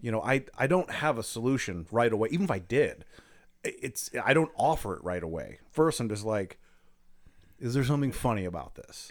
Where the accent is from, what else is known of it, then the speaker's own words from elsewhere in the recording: Akron, Ohio, United States; now in Lakewood, United States; I'm from Akron.